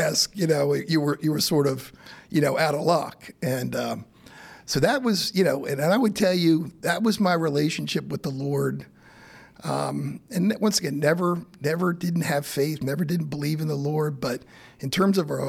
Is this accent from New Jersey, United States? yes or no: no; Timonium, Maryland, United States; So I grew up in Timonium. So literally on Timonium Road